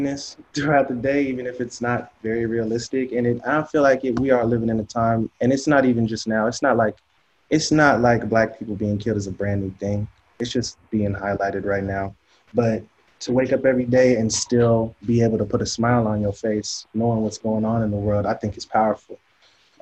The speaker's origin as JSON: {"language": "English", "town": "Seattle", "region": "Washington", "country": "United States", "tie": "born or raised there", "said": "Growing up in Seattle"}